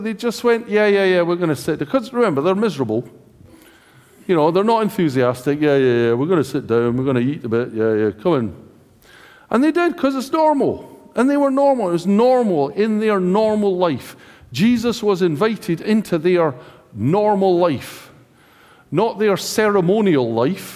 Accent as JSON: {"language": "English", "country": "United Kingdom", "said": "we are British"}